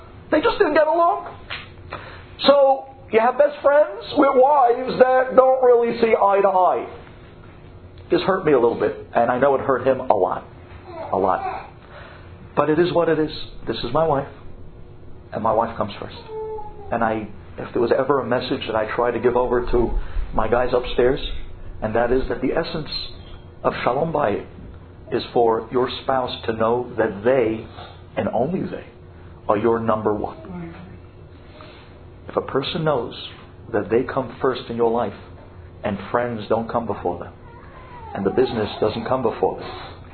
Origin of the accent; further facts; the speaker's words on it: United States; also born or lived in Israel; I was the only American in an Israeli yeshiva